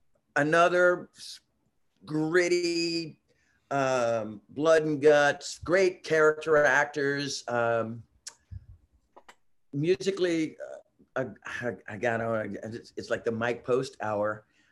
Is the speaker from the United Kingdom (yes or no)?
no; Germany; English is a second language; I'm from Germany.